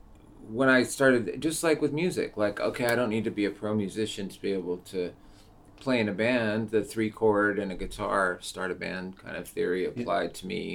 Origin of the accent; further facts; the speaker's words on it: Seattle, Washington, United States; born and raised in Seattle, grew up in Rainier Valley, went to all the alternative schools